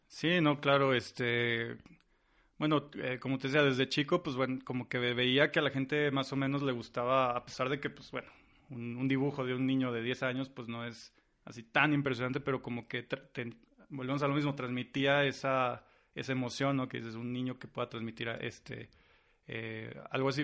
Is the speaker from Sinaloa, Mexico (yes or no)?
no; San Luis Potosí, Mexico; also born or lived in Santa Maria, Brazil; de aquí mero, de San Luis Potosí